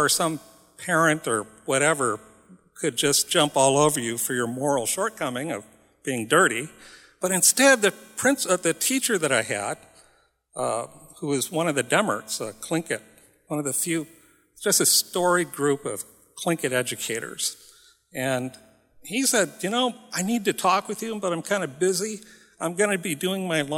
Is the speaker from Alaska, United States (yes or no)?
yes; Nome, Alaska, United States; I'm from Nome